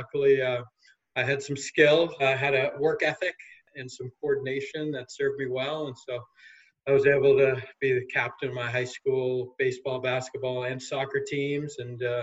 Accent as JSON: {"language": "English", "town": "Newton", "region": "Massachusetts", "country": "United States", "tie": "born or raised there", "said": "I grew up in Newton, Massachusetts, about 8 miles west of Boston"}